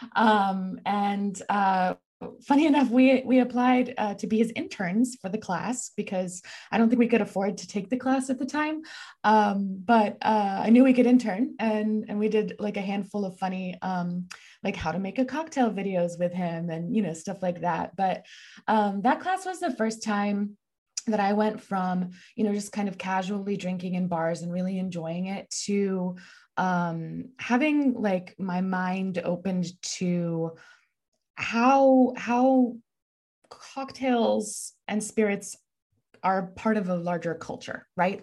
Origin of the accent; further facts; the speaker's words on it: Texas, United States; I'm from Texas